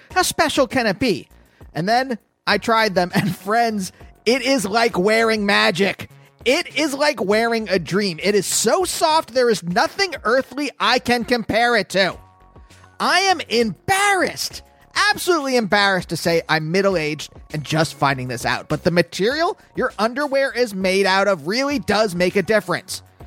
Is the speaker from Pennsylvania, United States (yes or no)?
yes; Pennsylvania, United States; also born or lived in New York; now in Los Angeles, United States; I'm from Pennsylvania originally